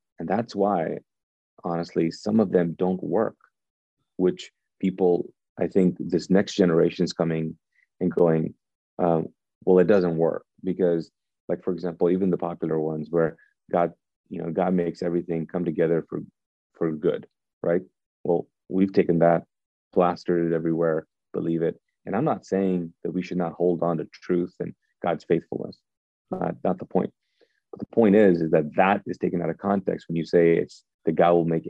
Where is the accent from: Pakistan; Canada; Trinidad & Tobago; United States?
Pakistan; also born or lived in Kuwait; And so I grew up in Pakistan and Kuwait, both Eastern cultures, and your identity is connected to the group that you're a part of.